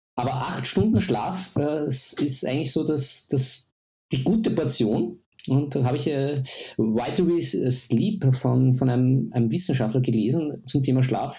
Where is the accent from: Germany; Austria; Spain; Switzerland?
Austria; bei uns in Österreich